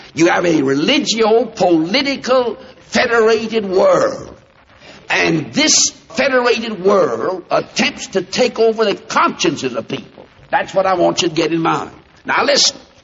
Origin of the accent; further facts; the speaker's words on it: United States; I'm an American